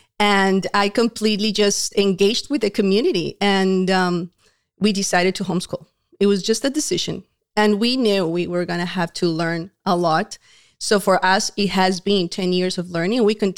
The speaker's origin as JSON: {"language": "English", "country": "Colombia", "moved": "yes", "said": "We are a Hispanic family. My husband is from Uruguay originally. I came from Colombia. More than 20 years ago, we moved to this country and we met at church."}